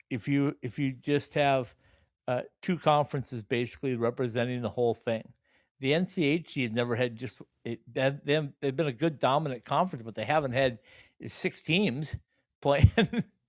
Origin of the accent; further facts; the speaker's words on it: Upper Midwest, United States; I'm from the Upper Midwest